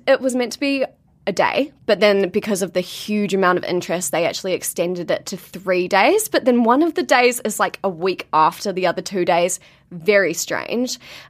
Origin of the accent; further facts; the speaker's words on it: Blenheim, Marlborough, New Zealand; Like, Tom's from Auckland and I'm from Blenheim.